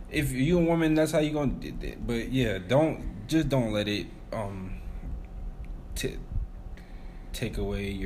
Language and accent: English; United States; as Americans, sometimes, like, we kind of, like, I was raised, my stepdad's Nigerian